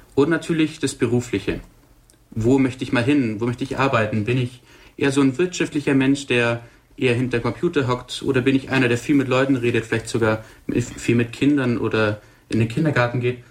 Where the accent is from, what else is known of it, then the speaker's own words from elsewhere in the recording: Burgberg, Bavaria, Germany; moved away as an adult; now in Wolfratshausen, Germany; Ich komme gebürtig aus dem Oberallgäu, ähm, Burgberg, Sonthofen, die Richtung.